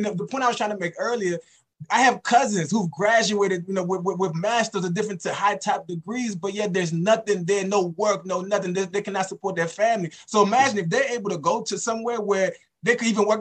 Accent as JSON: {"language": "English", "country": "Haiti", "moved": "yes", "lives_now": "United States", "said": "I'm from Haiti"}